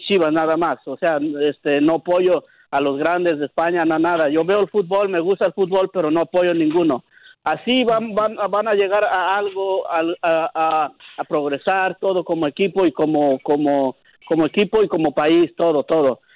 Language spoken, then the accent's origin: Spanish; Mexico; now in New York, United States; yo, yo soy de México, yo, yo apoyo México a morir